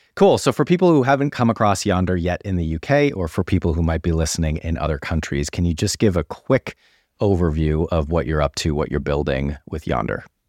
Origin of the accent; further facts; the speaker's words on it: United States; moved away as an adult; now in United Kingdom; as an American who's now been in the U K for almost nine years